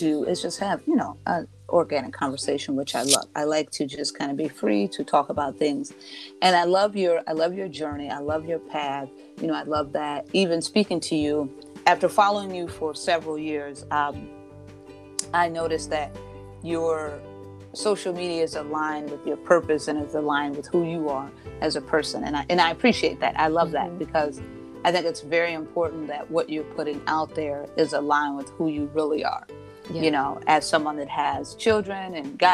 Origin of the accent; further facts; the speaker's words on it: Three Rivers, Michigan, United States; moved away as an adult; also born or lived in Minneapolis, Minnesota; in my hometown of Three Rivers, Michigan